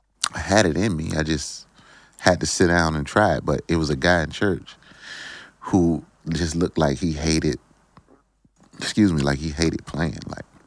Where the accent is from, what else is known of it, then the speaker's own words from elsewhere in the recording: Virginia Beach, Virginia, United States; I feel like, I was in a small neighborhood, very small neighborhood, Friendship Village.